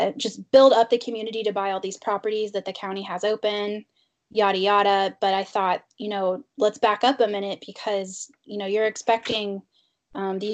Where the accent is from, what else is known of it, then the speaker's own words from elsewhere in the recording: Indiana, United States; moved away as an adult; now in Pittsburgh, United States; I'm from Indiana